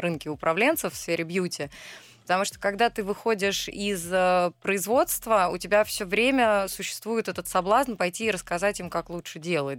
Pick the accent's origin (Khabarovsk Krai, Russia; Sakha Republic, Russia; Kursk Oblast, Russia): Kursk Oblast, Russia; Kursk; moved away; я э, родилась в Центральном Черноземье, в городе Курск